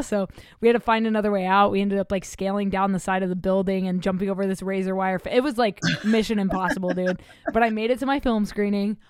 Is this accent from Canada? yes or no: no; Oklahoma, United States; moved away; I'm from Oklahoma originally.